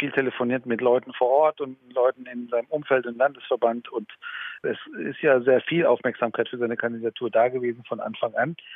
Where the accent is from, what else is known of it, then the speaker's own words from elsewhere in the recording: Iran; ich bin ursprünglich aus dem Iran